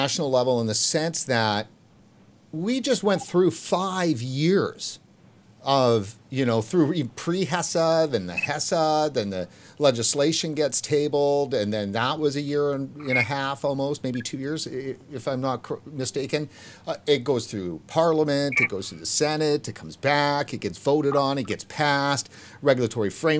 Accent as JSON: {"language": "English", "country": "Canada", "said": "as a Canadian"}